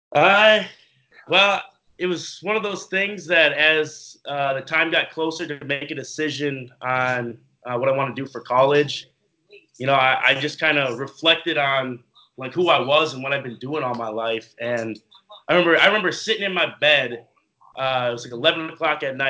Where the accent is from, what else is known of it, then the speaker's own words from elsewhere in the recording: Minneapolis, Minnesota, United States; moved away as an adult; now in New Jersey, United States; I'm been born and raised in Minneapolis, Minnesota. I lived there all my life